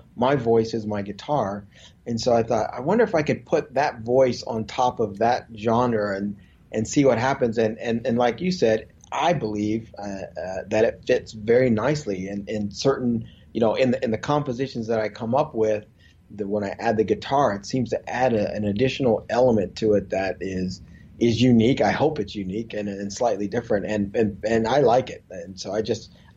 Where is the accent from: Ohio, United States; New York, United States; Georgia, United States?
Ohio, United States; Columbus; now in California, United States; I was born in Columbus, Ohio, so I'm a Midwest boy